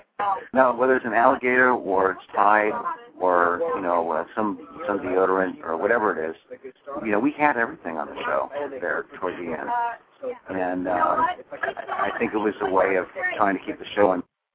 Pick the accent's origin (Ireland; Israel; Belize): Ireland; being an Irish guy, people will tell you, is I take a story, I take a kernel of something and then exaggerate it 10 times.